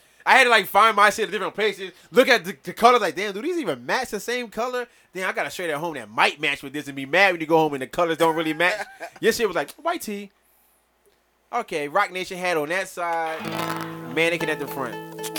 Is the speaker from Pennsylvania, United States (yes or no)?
yes; Philadelphia, Pennsylvania, United States; also born or lived in Camden, New Jersey; I'm from Philly.